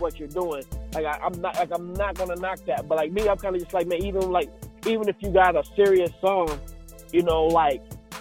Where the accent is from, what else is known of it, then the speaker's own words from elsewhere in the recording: Chattanooga, Tennessee, United States; moved away; Shattown. That's my hometown